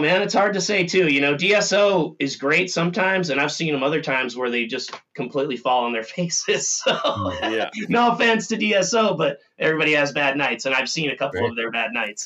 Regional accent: Minnesota, United States; I'm from Minnesota

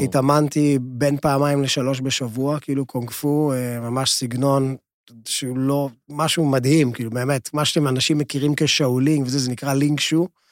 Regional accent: Lod, Central District, Israel; אני נולדתי בלוד

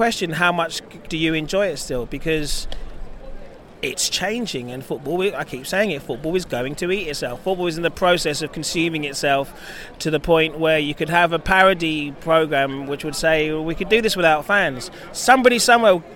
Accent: London, United Kingdom; where I grew up in Dulwich

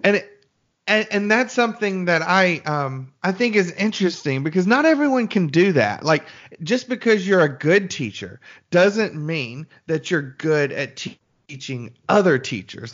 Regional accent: Birmingham, Alabama, United States; moved away as an adult; I was born and raised in Birmingham

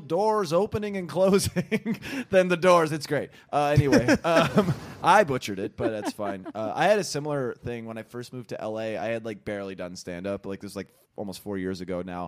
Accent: Sacramento, California, United States; I'm from Sacramento

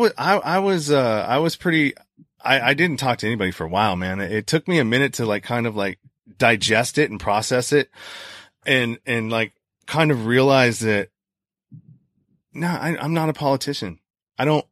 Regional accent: California, United States; I'm from California

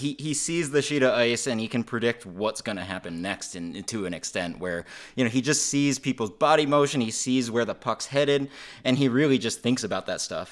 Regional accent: Western Massachusetts, United States; I grew up in Western Massachusetts

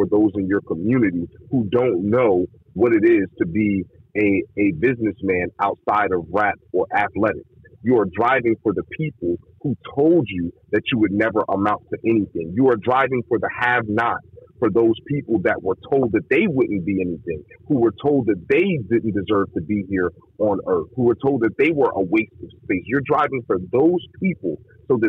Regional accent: East Coast, United States; I'm from the East Coast

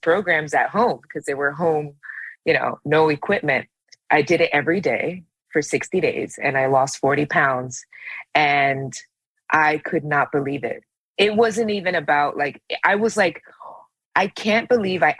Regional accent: New York, United States; also born or lived in Brooklyn, New York; I grew up in New York, in the Bronx, and I lived a fairly common New York type of life

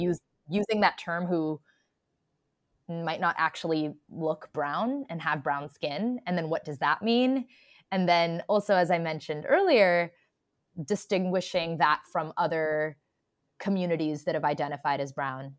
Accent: United States; I'm an Indian American

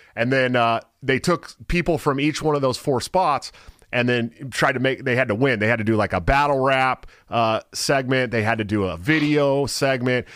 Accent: the Bay Area, California, United States; I'm from the Bay

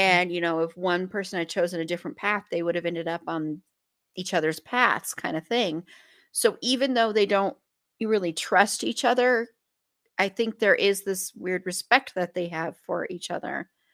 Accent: Colorado, United States; I grew up in Colorado

